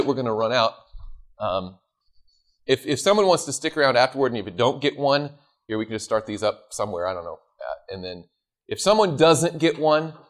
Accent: the South, United States; I grew up in the South.

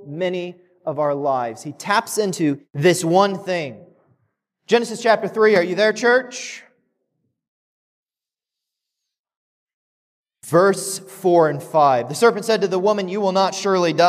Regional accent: Kechi, Kansas, United States; the little town that I grew up in outside of Wichita, Kansas. So I grew up in Kechi, just north.

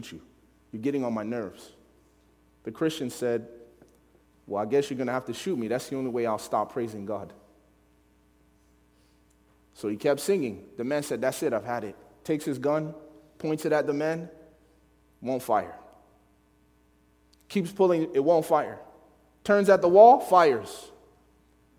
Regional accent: Chicago, Illinois, United States; I grew up in Chicago

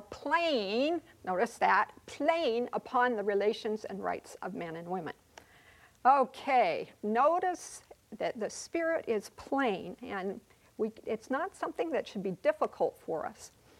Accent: Bangkok, Thailand; By way of introduction, I was born and reared in Bangkok, Thailand.

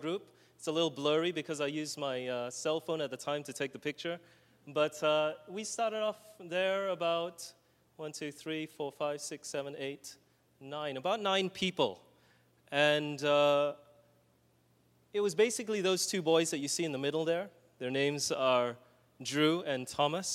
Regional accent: Australia; moved away; My brother and I, we come from Australia

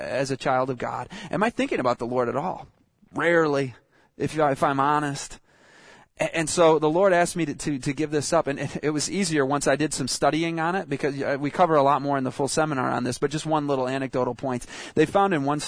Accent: Michigan, United States; moved away as an adult; also born or lived in Southern California; I'm from Michigan.

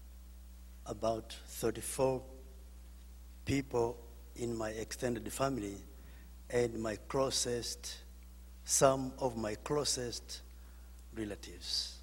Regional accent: Rwanda; moved away; I'm from Rwanda

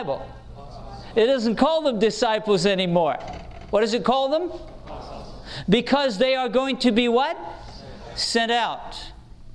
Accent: England, United Kingdom; I grew up in England where the tradesmen learned in what we called apprenticeships

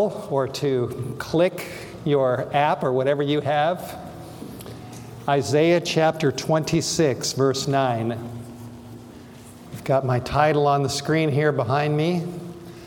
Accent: Los Angeles, California, United States; I grew up in Los Angeles, went to school in North Hollywood and in the San Fernando Valley

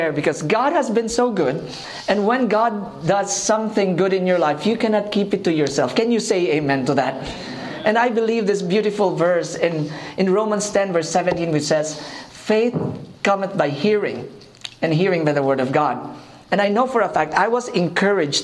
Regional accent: Philippines; I am from the Philippines.

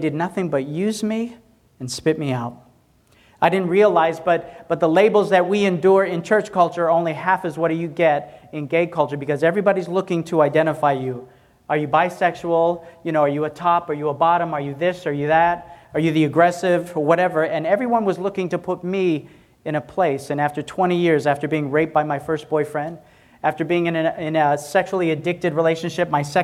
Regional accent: Tennessee, United States; I'm a country boy, I'm from Tennessee.

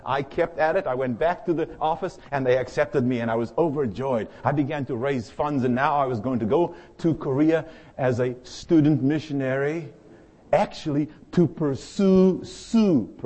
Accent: South Africa; moved away as an adult; now in United States; I arrived in the United States at the age of 25. I came from the Republic of South Africa

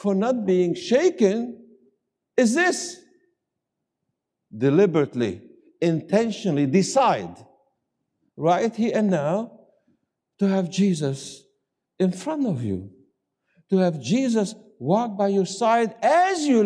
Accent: the South, United States; I come from the South, and instead of saying 20, we say 20.

